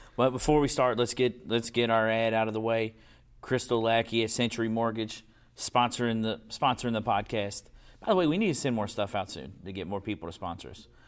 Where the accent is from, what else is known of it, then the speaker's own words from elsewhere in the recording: Louisville, Kentucky, United States; we played on concrete because we grew up in Portland.